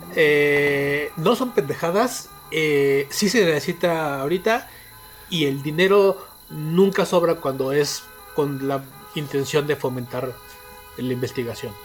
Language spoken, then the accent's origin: Spanish; State of Mexico, Mexico; mi tierra